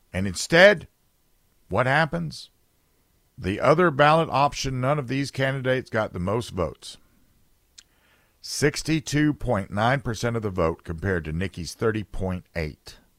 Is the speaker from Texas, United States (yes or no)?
no; South Carolina, United States; South Carolina, my home state